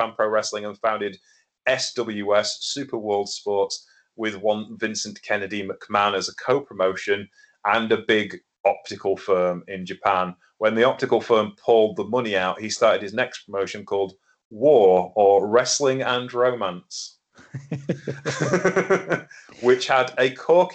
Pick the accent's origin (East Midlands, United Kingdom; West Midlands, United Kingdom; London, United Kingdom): East Midlands, United Kingdom; Lincolnshire; in Lincolnshire, the land of, you know, Anglo-Saxons and Irish people like me